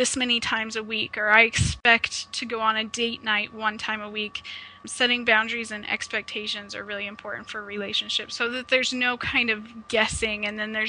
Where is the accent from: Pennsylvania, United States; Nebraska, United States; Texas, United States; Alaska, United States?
Nebraska, United States; Omaha; now in Ontario, Canada; I am originally from Omaha, Nebraska, but I've relocated to Ontario, Canada